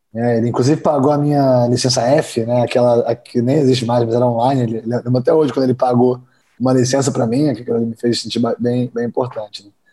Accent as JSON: {"language": "Portuguese", "country": "Brazil", "also_born_or_lived": "Georgia, United States / Kentucky, United States", "moved": "as an adult", "said": "eu sou brasileiro"}